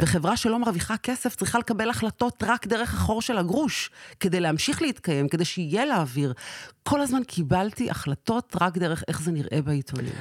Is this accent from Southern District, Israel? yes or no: yes; Sderot, Southern District, Israel; נולדתי בשדרות